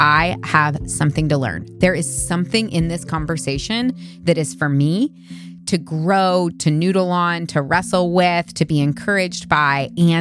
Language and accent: English; Missouri, United States; I grew up in Missouri